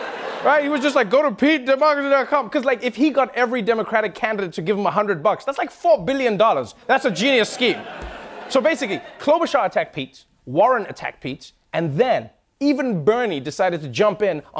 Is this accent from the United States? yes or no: no; Kenya; born there; I was born in Kenya.